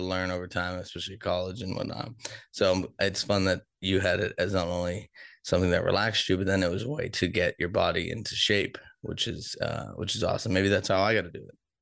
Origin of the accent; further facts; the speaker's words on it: Boston, Massachusetts, United States; also born or lived in Denver; now in Kansas City, United States; I'm from Boston, where we're also Democratic